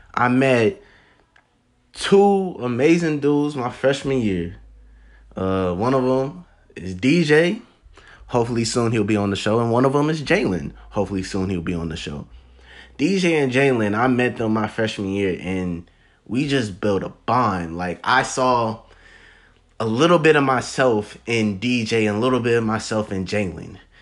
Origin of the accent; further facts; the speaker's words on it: Columbus, Ohio, United States; I am from the Columbus, Ohio.